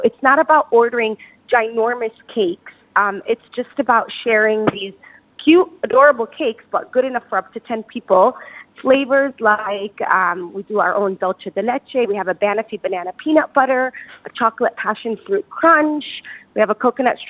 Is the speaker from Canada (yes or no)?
no; United States; now in Dubai, United Arab Emirates; I grew up in the States